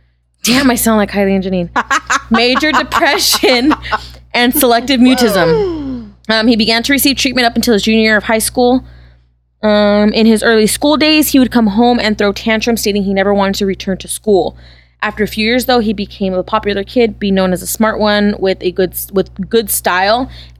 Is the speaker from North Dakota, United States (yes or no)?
yes; North Dakota, United States; Dot com. Because I'm from North Dakota.